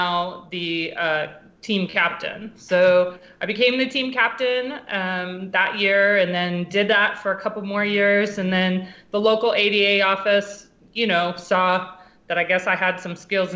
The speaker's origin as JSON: {"language": "English", "town": "Washington", "region": "District of Columbia", "country": "United States", "moved": "yes", "lives_now": "San Antonio, United States", "said": "I was originally from the Washington, D.C. area"}